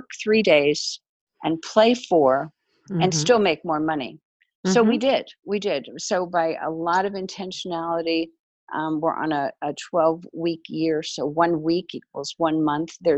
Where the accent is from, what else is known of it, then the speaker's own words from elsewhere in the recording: Germany; moved away; I grew up in Germany